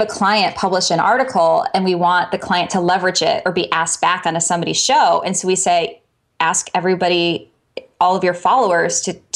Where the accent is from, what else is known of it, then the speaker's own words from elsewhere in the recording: Chicago, Illinois, United States; I'm from Chicago